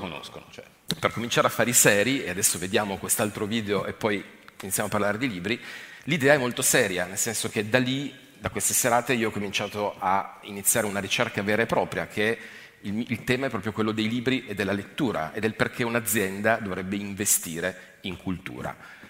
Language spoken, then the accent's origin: Italian; Turin, Piedmont, Italy; also born or lived in Asti; now in Monferrato, Italy; sono di Torino